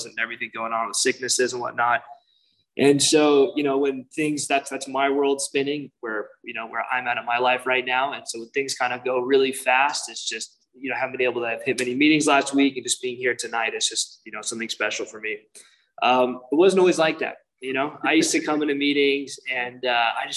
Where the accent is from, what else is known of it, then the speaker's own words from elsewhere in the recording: Irvine, California, United States; I grew up in Irvine, which is very safe neighborhood.